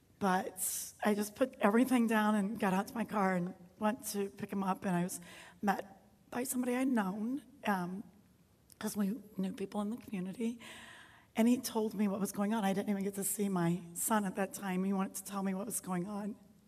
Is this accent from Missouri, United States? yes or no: yes; St. Louis, Missouri, United States; We're not from here. We're from St. Louis, Missouri area. And when we moved up here, we had just us, but Western New York is so great, so we soon made tons of friends, good friends, family friends.